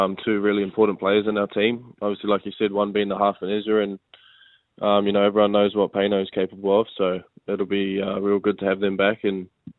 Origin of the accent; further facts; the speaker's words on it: New Zealand; also born or lived in Melbourne / Gold Coast; now in Brisbane, Australia; being a Kiwi boy. So obviously got to play back home and, for the home club.